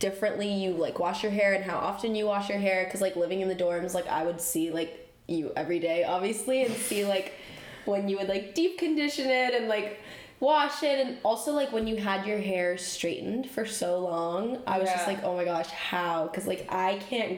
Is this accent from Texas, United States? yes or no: no; Burlingame, California, United States; I'm from the Bay Area, so I'm from Burlingame